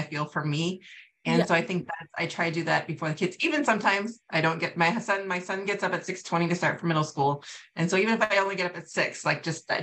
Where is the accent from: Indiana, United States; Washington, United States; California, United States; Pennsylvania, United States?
California, United States; moved away as an adult; also born or lived in New York; now in Wisconsin, United States; I moved back to California, where I'm from